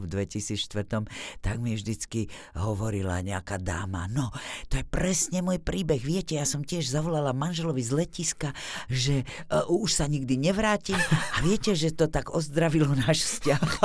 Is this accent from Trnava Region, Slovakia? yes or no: no; Bratislava, Bratislava Region, Slovakia; first language Slovak; moved away as an adult; also born or lived in Martin, Slovakia; now in Czech Republic; bol to proste činžiak v Bratislave, e, kde sme sa presťahovali z Martina, kde rodičia boli v divadle e, angažovaní